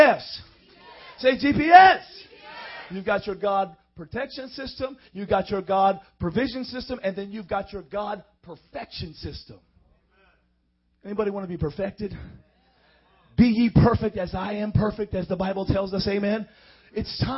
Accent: Miami, Florida, United States; I come from Miami

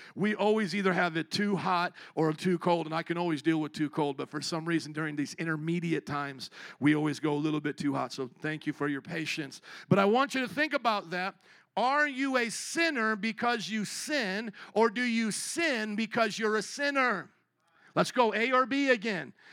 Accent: United States; I was born in the American culture

